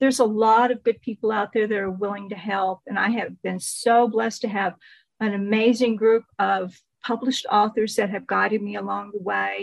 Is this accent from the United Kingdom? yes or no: no; Texas, United States; I am a Texan. I've lived here in Texas all my life